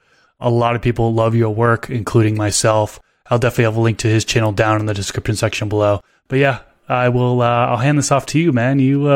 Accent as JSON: {"language": "English", "town": "Billerica", "region": "Massachusetts", "country": "United States", "tie": "born or raised there", "said": "I was born and raised outside of Boston, Massachusetts. So a little town about 15 minutes north of Boston called Billerica, Massachusetts."}